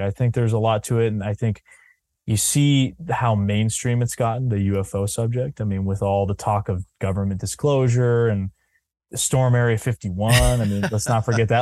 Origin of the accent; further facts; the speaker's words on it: New Hampshire, United States; I'm pretty focused in New Hampshire 'cause I'm from here